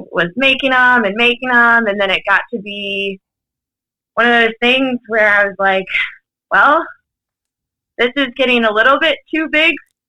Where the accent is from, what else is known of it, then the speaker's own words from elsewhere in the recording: Orange County, Virginia, United States; moved away as an adult; now in Rockville, United States; I'm originally from Orange County, Virginia, over near like the Charlottesville area.